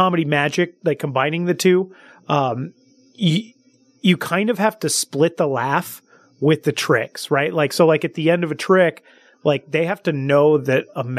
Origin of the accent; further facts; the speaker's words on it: Salinas, California, United States; I'm from Salinas, California, which is like the Monterey Bay Area.